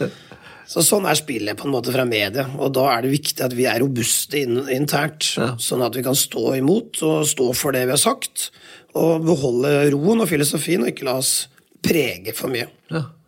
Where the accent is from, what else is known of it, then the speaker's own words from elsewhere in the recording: Telemark, Norway; Jeg er jo telemarking